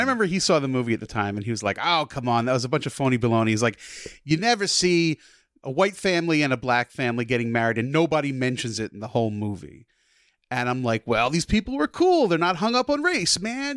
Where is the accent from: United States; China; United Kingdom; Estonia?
United States; New Jersey; I grew up in Jersey